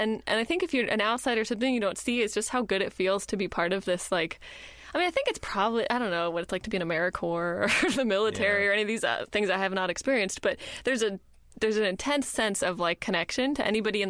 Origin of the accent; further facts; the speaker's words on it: Kenya; born there; I was born in Kenya because my parents were missionaries.